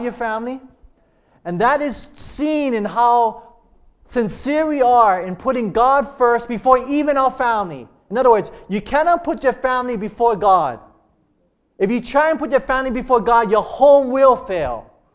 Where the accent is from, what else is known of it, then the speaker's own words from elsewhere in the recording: Hilo, Hawaii, United States; we grew up in plantation in Hilo.